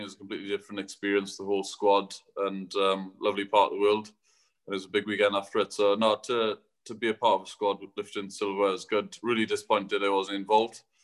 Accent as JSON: {"language": "English", "area": "Welsh", "region": "Wales", "country": "United Kingdom", "said": "announce myself as as Welsh"}